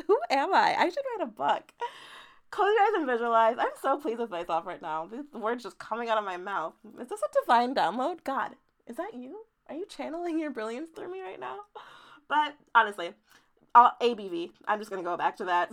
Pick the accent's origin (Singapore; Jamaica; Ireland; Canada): Jamaica; now in United States; I was born in Jamaica, moved to America